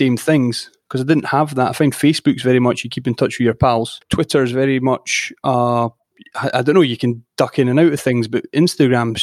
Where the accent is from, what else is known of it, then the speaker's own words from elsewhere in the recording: Edinburgh, Scotland, United Kingdom; I was born in Edinburgh in the city centre, and I mean, I was always outdoors, a lot of rugby in my youth